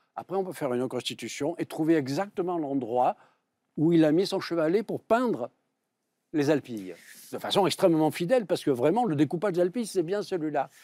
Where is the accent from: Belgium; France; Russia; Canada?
France; Provence-Alpes-Côte d'Azur; accent: Provençal; je suis également provincial, comme on l'attendait en mon accent.